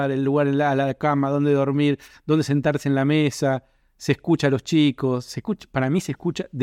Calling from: Colegiales, Buenos Aires, Argentina; Hola Gabo, ¿cómo te va? Soy … de Colegiales, socio productor de Cinco Pelis

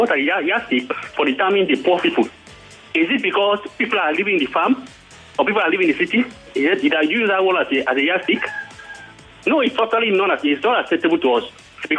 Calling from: Ota, Ogun State, Nigeria; I'm calling from Ota.

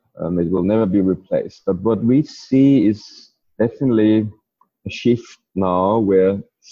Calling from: Wanaka, Otago, New Zealand; I'm joining today from New Zealand, of all places, probably as close as you can get. I'm nearly at the southern end of New Zealand, in a place called Wanaka.

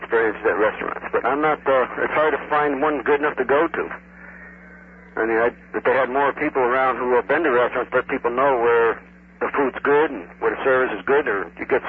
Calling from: Hollywood, Florida, United States; Hi, this is … from Hollywood.

